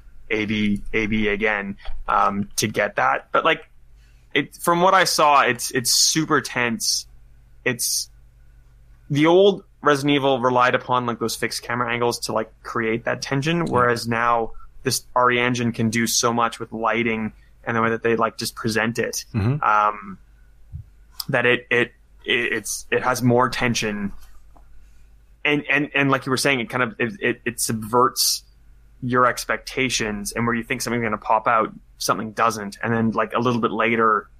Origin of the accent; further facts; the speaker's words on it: Canada; now in Australia; as a Canadian, I grew up